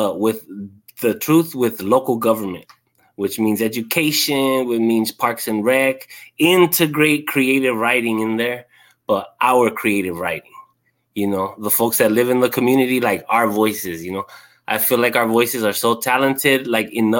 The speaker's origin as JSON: {"language": "English", "area": "San Fernando Valley", "region": "California", "country": "United States", "moved": "as an adult", "lives_now": "Pomona, United States", "said": "I'm from the San Fernando Valley. Life took me to Pomona. I've been living here for 10 years, going on 11."}